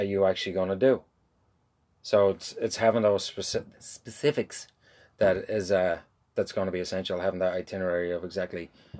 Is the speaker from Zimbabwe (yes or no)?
no; Ireland; I'm from Ireland. We do wagons.